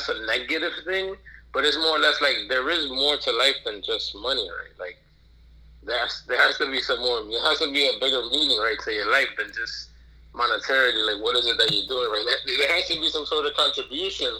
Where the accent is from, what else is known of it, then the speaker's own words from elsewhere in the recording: New York City, New York, United States; I'm born and raised in Brooklyn, New York